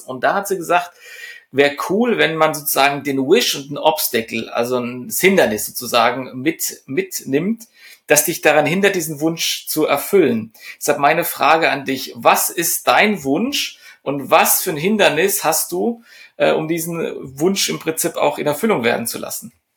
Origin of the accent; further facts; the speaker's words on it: Germany; bei uns in Deutschland